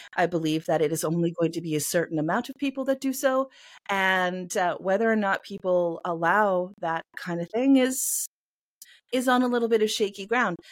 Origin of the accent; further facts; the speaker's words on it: Canada; I am a Canadian cyberpunk and mythpunk author